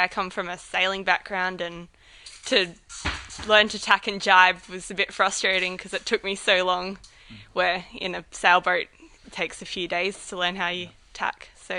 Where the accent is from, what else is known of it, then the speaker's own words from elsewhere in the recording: Australia; from Australia